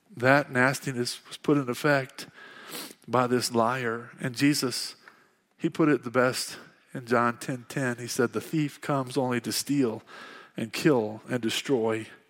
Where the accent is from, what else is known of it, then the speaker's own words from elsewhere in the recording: Fairbury, Illinois, United States; moved away as an adult; now in Casper, United States; I grew up in Fairbury, Illinois